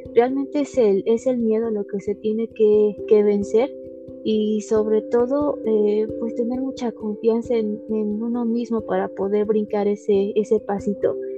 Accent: Ixmiquilpan, Hidalgo, Mexico; soy originaria de Ixmiquilpan, Hidalgo

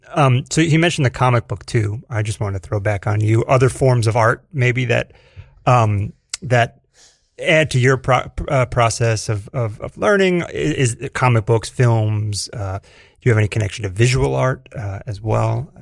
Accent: Edison, New Jersey, United States; moved away as an adult; now in New York, United States; Central Jersey for me, uh, Edison

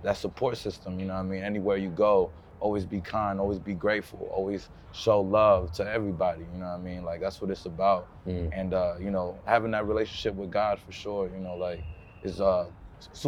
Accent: United States; born or raised there; also born or lived in Colombia

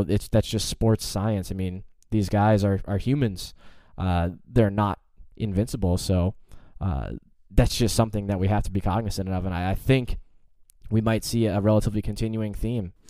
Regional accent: United States; as an American

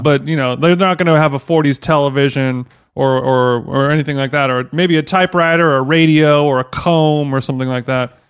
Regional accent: Orange County, California, United States; growing up in Orange County

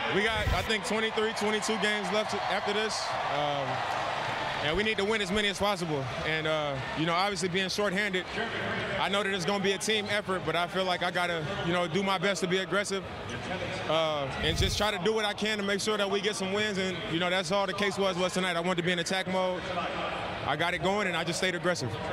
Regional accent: Portland, Oregon, United States; my hometown, Portland, Oregon

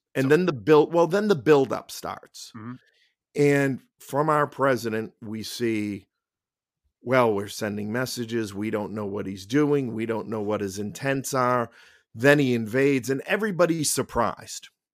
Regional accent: Somerville, Massachusetts, United States; moved away as an adult; I grew up in Somerville. I went to Malden Catholic High School. I left at 18 to uh, join the military.

